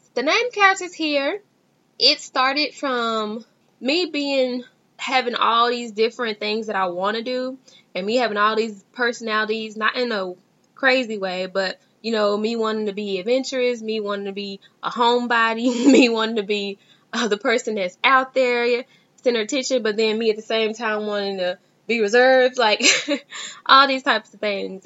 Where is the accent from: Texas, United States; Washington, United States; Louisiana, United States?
Texas, United States; Dallas; I am from Dallas, Texas